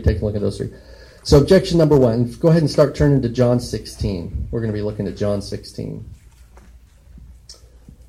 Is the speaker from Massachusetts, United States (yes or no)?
no; Colorado, United States; moved away; And so I'm from Colorado, and there were a couple of times when I was like in middle school and high school where we thought, hey, we lived across the street from a cattle rancher